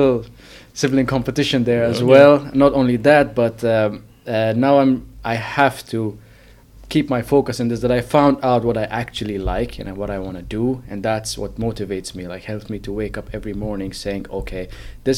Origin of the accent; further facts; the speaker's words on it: Afghanistan; now in Finland; I'm originally from Afghanistan, but I've been living in Finland